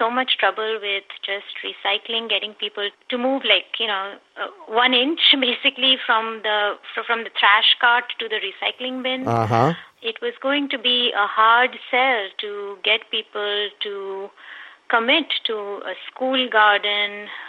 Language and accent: English; India; moved away as an adult; now in San Diego, United States; I was born and brought up in India.